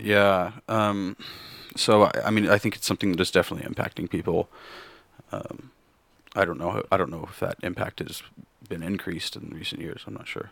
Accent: Kansas, United States; moved away; also born or lived in Missouri; born in Kansas and, and grew up for a large time in Kansas

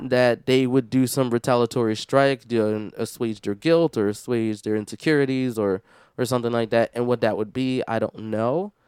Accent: Philadelphia, Pennsylvania, United States; now in Washington, United States; I'm originally from Philadelphia

